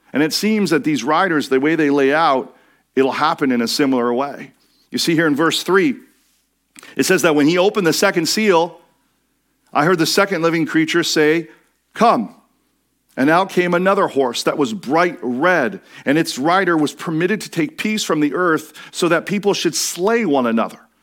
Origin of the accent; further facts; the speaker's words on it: Washington, United States; I grew up in Washington State